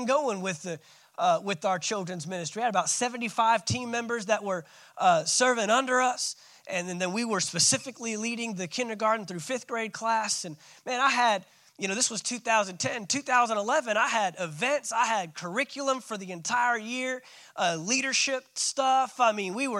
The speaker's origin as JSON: {"language": "English", "region": "Texas", "country": "United States", "moved": "as an adult", "said": "I'm a Texan."}